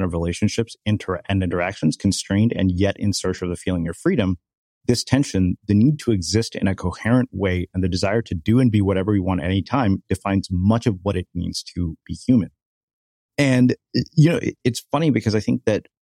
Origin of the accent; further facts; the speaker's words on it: United States; growing up as an Indian boy in America